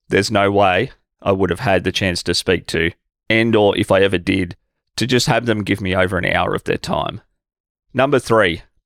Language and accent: English; Albury, New South Wales, Australia; my hometown here in Albury-Wodonga, Australia